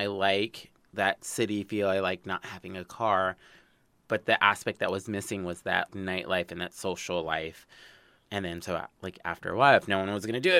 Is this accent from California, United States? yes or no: yes; Los Angeles, California, United States; born and raised in Los Angeles zip code, not the Valley